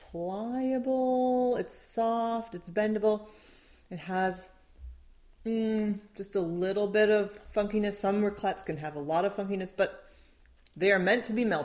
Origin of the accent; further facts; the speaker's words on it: Midwest, United States; I grew up in the Midwest.